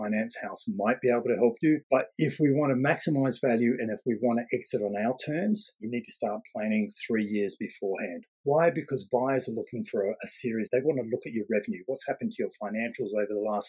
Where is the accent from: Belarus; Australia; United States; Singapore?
Australia; now in United Kingdom; I'm Australian